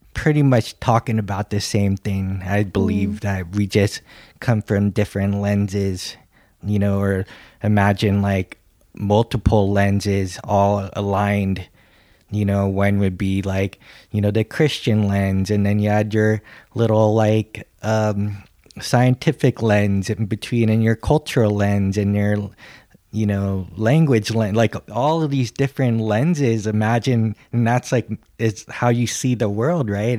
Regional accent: California, United States; accent: American English, California; I'm American English, California

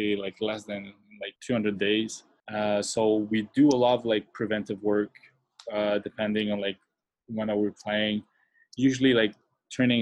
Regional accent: Quebec City, Quebec, Canada; also born or lived in Montreal; I'm not from Montreal, I'm from Quebec City

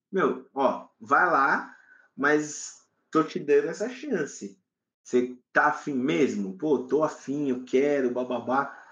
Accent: Brazil; eu, aqui no Brasil, sou brasileiro

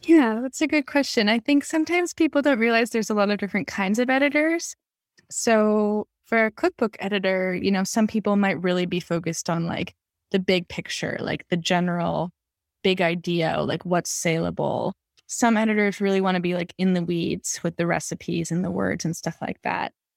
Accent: Los Angeles, California, United States; moved away as an adult; also born or lived in Berkeley / Brooklyn, New York; I grew up in Los Angeles where, you know, we have fresh things all year round

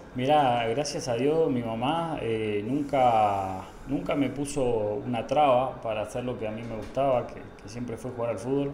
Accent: Puerto Iguazú, Misiones, Argentina; moved away as an adult; now in Guatemala; me crié en, en Puerto Iguazú Misiones

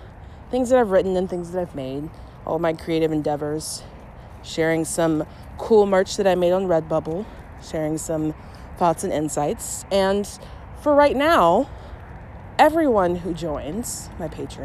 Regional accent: Shreveport, Louisiana, United States; moved away as an adult; now in St. Louis, United States; I'm originally from Louisiana, from Shreveport, third largest city

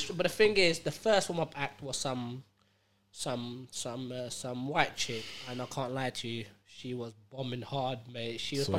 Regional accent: Jersey; I'm like, Jersey. I'm from Jersey, dog. I'm like, where are all these Americans?

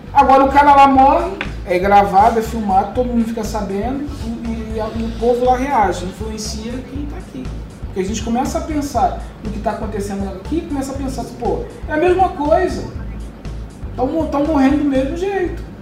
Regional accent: Salvador, Bahia, Brazil; now in Rio de Janeiro, Brazil; Quando eu saí de Salvador para o Rio, eu via no aeroporto a diferença.

